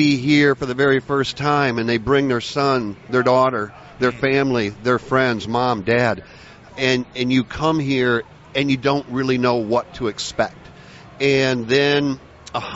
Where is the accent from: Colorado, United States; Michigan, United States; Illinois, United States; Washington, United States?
Michigan, United States; I'm from Michigan. So as a Michigander